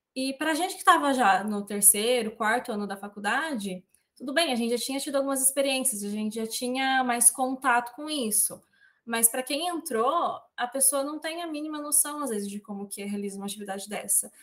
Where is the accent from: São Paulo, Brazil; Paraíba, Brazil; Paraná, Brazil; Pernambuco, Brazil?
São Paulo, Brazil; Presidente Prudente; eu sou aqui da região do Oeste Paulista, né? De uma cidade muito curiosamente chamada de Presidente Prudente